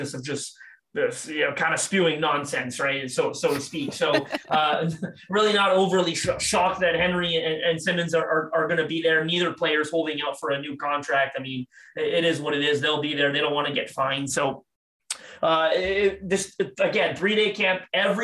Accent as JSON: {"language": "English", "town": "Toronto", "region": "Ontario", "country": "Canada", "said": "I'm from Toronto, Canada"}